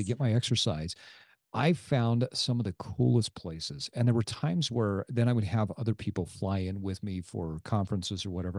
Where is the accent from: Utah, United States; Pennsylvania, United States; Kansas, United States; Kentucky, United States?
Utah, United States; Sandy; my hometown of Sandy, Utah